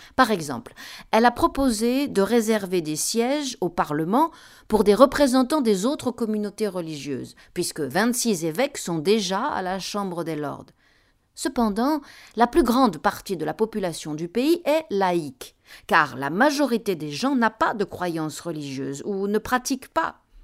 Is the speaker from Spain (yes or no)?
yes; Spain; moved away; je suis né en Espagne